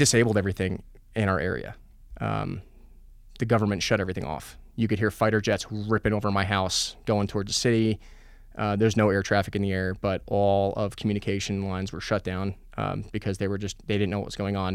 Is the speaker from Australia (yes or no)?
no; New Jersey, United States; moved away as an adult; also born or lived in Poughkeepsie, New York / Colorado Springs, Colorado; I was born in Poughkeepsie, New York. Uh, grew up in Jersey.